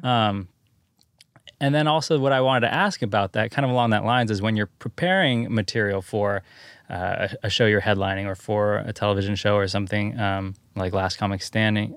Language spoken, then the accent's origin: English; Santa Cruz, California, United States; I'm from Santa Cruz